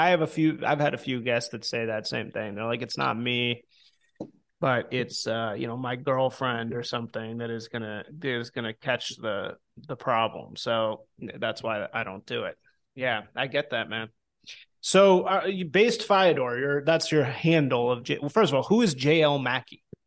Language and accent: English; Chicago, Illinois, United States; moved away as an adult; also born or lived in New Orleans; I grew up in Chicago